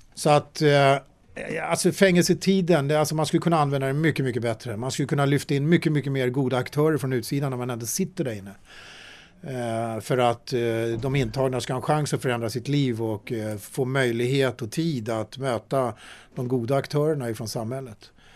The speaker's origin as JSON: {"language": "Swedish", "country": "Sweden", "tie": "born or raised there", "said": "jag föddes faktiskt i Sverige med ett finländskt pass"}